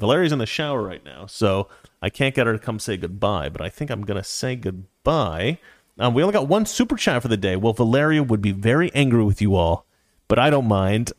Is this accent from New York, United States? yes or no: no; Oregon, United States; moved away; I live in the city, but I'm actually from Oregon